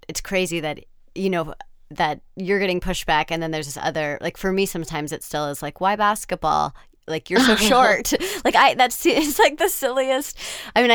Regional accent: United States; I'm from the United States

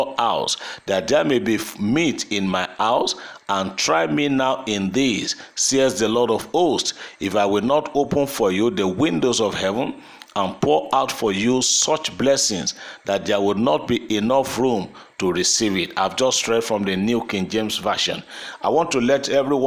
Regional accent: Nigeria; there are certain constitutional rights I have today as a Nigerian

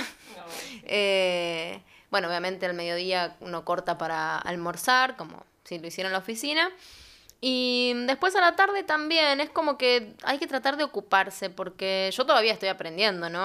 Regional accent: Villa María, Córdoba, Argentina; moved away as an adult; also born or lived in Buenos Aires, Argentina; now in Chile; Yo vengo de Argentina, como dijeron. Estuve viviendo muchos años en Córdoba, en la provincia de Córdoba, en una ciudad que se llama Villa María

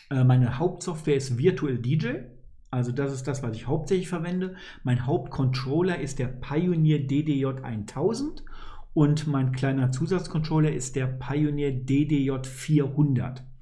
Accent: Poland; born there; Als gebürtiger Pole empfehle ich dir, Polen auf jeden Fall zu besuchen.

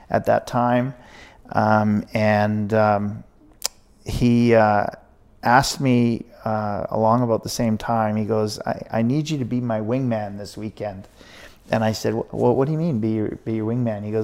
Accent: Williams Lake, British Columbia, Canada; also born or lived in Ashcroft / Merritt / Princeton; I, I really call Williams Lake my hometown because right. I spent the most time there.

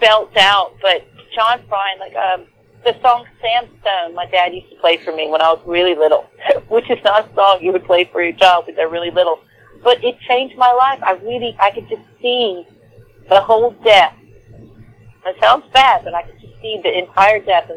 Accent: Natchez, Mississippi, United States; accent: country; now in Houston, United States; I am from Natchez, Mississippi

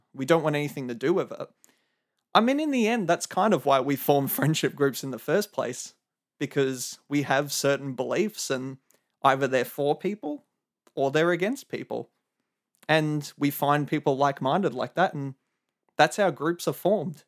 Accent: Melbourne, Victoria, Australia; I'm from Melbourne, Australia

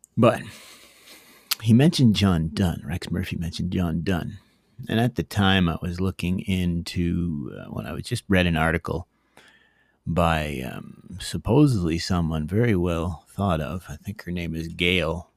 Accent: Canada; as a Canadian

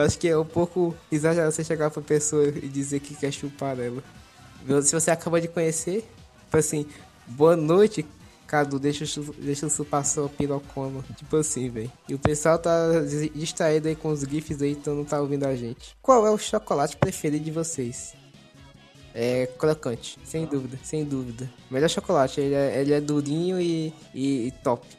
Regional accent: Ceará, Brazil; sou cearense, sou americano

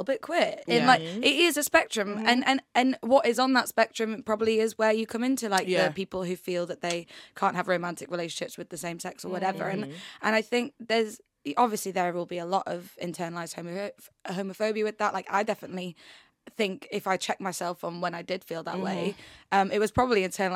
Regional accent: York, Yorkshire and the Humber, United Kingdom; now in London, United Kingdom; I kind of moved to London, because I'm from York, which is tiny

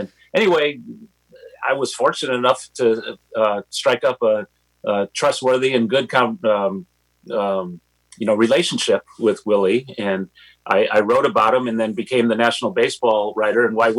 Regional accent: Bay Area, California, United States; I grew up in the Bay Area

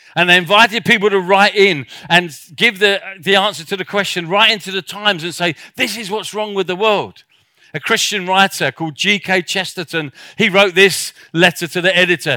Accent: South Africa; I come from South Africa

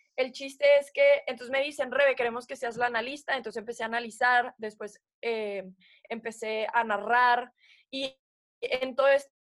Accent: Puebla, Mexico; also born or lived in United States; now in Mexico City, Mexico; yo nací en Puebla, crecí en Puebla

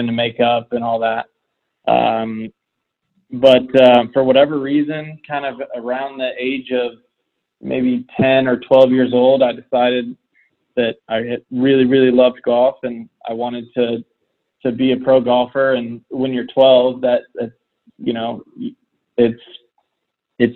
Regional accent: Indiana, United States; now in Florida, United States; being a kid in Indiana

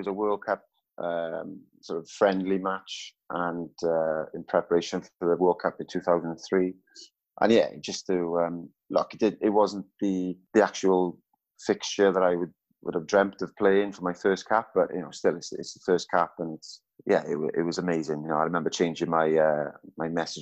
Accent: Wales, United Kingdom; being Welsh

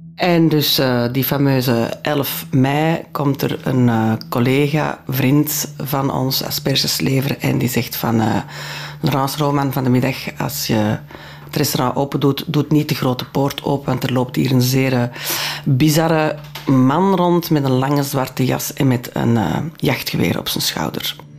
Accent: Antwerp, Flanders, Belgium; first language French; Dutch is a second language; ik ben geboren in Antwerpen, mijn ouders zijn van Antwerpen, mijn grootouders zijn van Antwerpen

